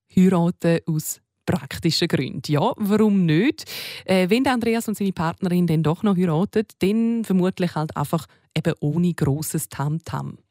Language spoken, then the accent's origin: German; Switzerland; hier bei uns in der Schweiz